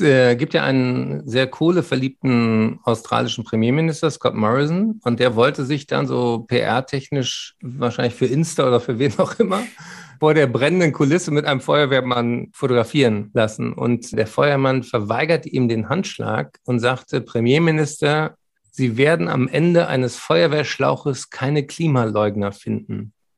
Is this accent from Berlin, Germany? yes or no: yes; Berlin, Germany; Ich bin ja Berliner